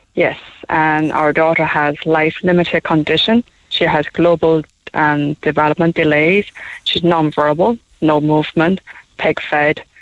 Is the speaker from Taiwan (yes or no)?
yes; Taiwan; now in Cork, Ireland; we're from Taiwan. Oh, I'm from Taiwan